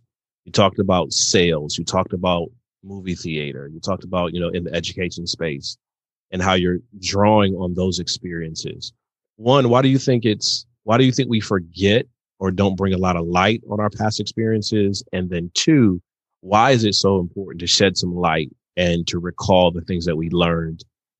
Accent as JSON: {"language": "English", "region": "Michigan", "country": "United States", "said": "No, I'm from Michigan. It's pop. It's pop."}